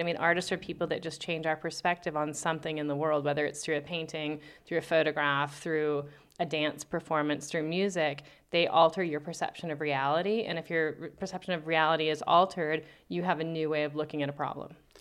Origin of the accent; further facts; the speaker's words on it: Albuquerque, New Mexico, United States; also born or lived in New Orleans; born and raised in Albuquerque, uh, went away to college in New Orleans and Mexico City